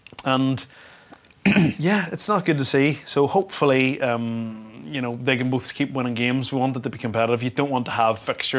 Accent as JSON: {"language": "English", "country": "Ireland", "said": "as an Irish rugby fan"}